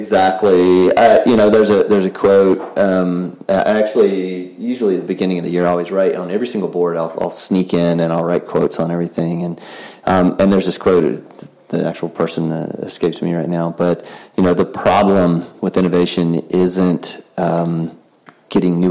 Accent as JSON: {"language": "English", "region": "the South", "country": "United States", "said": "I'm from the South"}